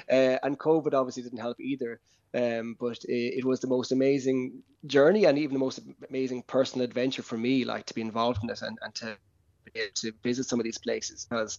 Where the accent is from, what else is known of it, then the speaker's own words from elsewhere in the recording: Bantry, Munster, Ireland; But I've always been enchanted about with the islands ever since growing up in Bantry Bay, and we'd go out to them.